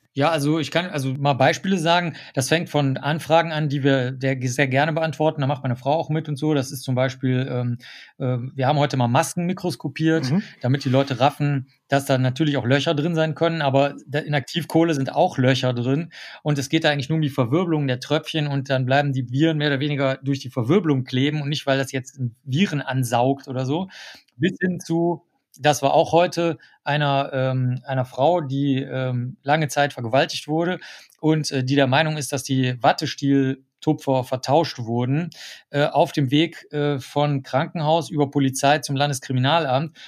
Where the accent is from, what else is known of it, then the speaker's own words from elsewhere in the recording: Cologne, North Rhine-Westphalia, Germany; Und ich war der Einzige von der gesamten Schule, und das ist das größte Gymnasium in ganz Köln